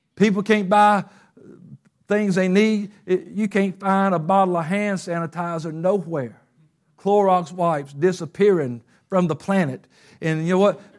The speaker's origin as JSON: {"language": "English", "town": "Covington", "country": "United States", "tie": "born or raised there", "moved": "yes", "said": "my hometown Covington"}